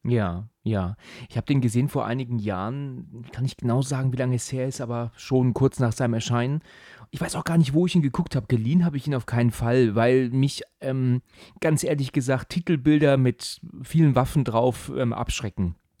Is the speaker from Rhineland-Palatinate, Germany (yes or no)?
no; Husum, Schleswig-Holstein, Germany; now in Hesse, Germany; bin ich ja eigentlich Husumer